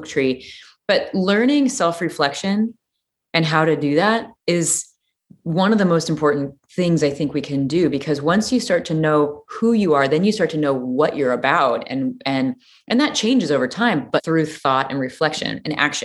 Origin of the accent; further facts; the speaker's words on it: Peoria, Illinois, United States; I grew up in Peoria, Illinois.